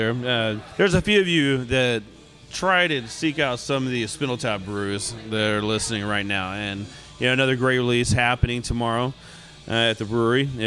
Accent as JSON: {"language": "English", "country": "United States", "tie": "born or raised there", "said": "we're growing up in the United States, you know, there's there wasn't a whole lot of soccer."}